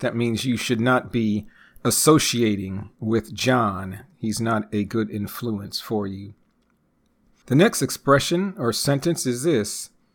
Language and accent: English; United States; first language English; I am a native English speaker born and raised in the United States